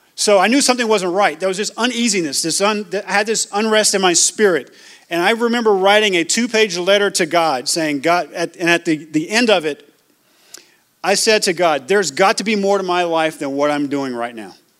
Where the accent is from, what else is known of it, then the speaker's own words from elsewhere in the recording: Louisiana, United States; moved away; also born or lived in Georgia; I grew up, like I said, I grew up in Louisiana, grew up in Georgia.